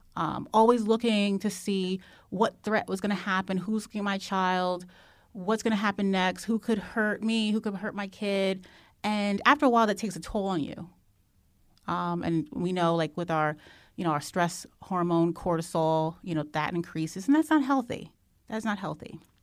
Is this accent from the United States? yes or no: yes; New Jersey, United States; I'm from New Jersey